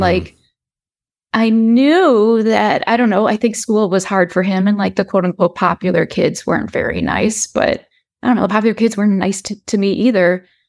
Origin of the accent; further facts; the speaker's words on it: Chicago, Illinois, United States; I am from the Chicagoland area, born and raised.